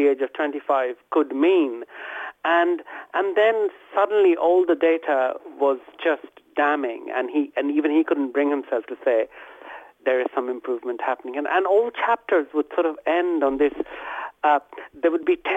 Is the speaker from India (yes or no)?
yes; Kolkata, West Bengal, India; where I was growing up in West Bengal, in Calcutta